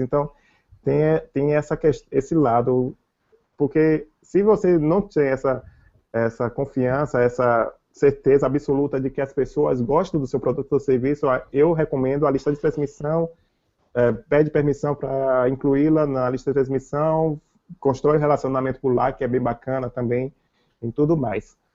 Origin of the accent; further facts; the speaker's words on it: Salvador, Bahia, Brazil; eu sou de Salvador